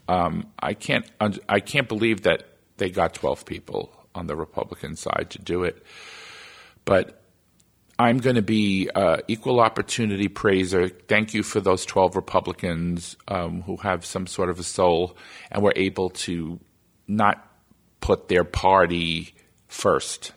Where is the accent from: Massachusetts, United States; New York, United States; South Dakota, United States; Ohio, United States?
New York, United States; my home state of New York